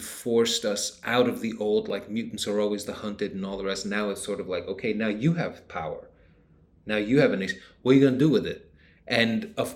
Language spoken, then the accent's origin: English; United States; I'm an American